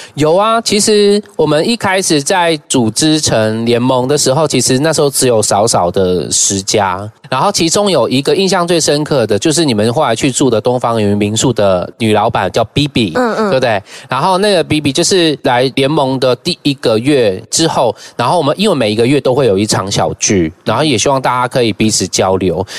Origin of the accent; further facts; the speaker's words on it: Taiwan; moved away as an adult; now in Taitung, Taiwan; 我从小，我爸就是原住民嘛，所以我们在城市长大